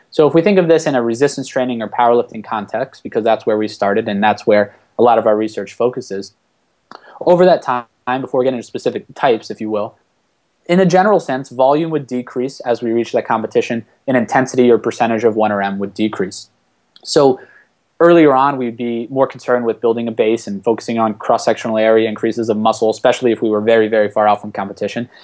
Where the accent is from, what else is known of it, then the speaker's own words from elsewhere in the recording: Washington, D.C. area, Maryland, United States; moved away as an adult; also born or lived in Ohio / Florida; now in Miami, United States; I'm originally from Maryland uh, in the Washington, D.C. area